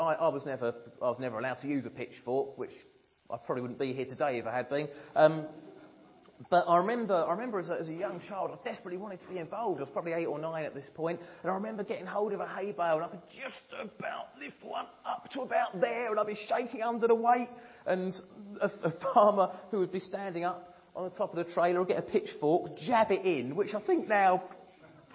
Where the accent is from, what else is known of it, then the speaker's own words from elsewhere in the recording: Ramsden Heath, East of England, United Kingdom; I was brought up in Ramsden Heath, not far from here. Little village surrounded by fields, and most of my early childhood was spent out in those fields.